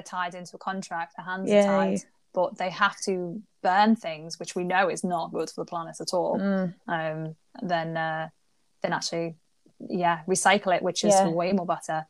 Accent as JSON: {"language": "English", "town": "Liverpool", "region": "North West England", "country": "United Kingdom", "said": "as a Scouser, as someone who is from Liverpool"}